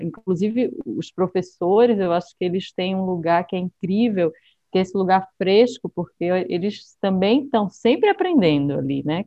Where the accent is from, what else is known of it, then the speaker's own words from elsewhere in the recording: Recife, Pernambuco, Brazil; moved away as an adult; now in São Paulo, Brazil; de onde eu venho, né? Eu acho que é, a gente realmente tem, as cores são mais intensas, né? o pernambucano é uma é um ser intenso